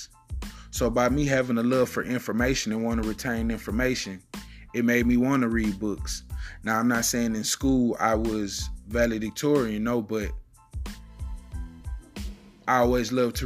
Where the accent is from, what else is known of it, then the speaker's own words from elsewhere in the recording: Houston, Texas, United States; I come from the north side of Houston. I lived all over the north side of Houston